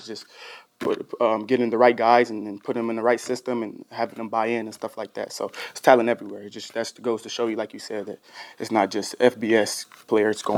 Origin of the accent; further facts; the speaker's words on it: Dallas, Texas, United States; that's where I'm from. I grew up in Dallas